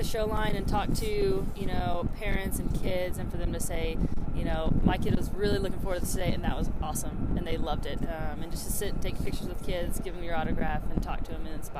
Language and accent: English; Southeast, United States; Military brat, so everywhere. Mostly the Southeast, and then I went to University of Alabama.